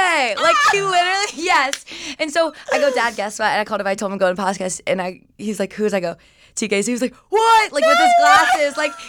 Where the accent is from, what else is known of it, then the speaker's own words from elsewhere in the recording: Georgia, United States; moved away; I grew up in Georgia. Mm-hmm. I always like tell people like Atlanta, but it's like 20, 30 minutes north of Atlanta.